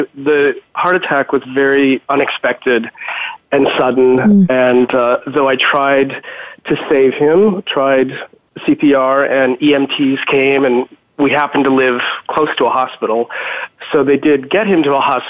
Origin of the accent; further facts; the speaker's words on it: Spokane, Washington, United States; moved away as an adult; also born or lived in California / San Francisco; now in New York City, United States; I grew up in Washington State, small town or smallish town, Spokane.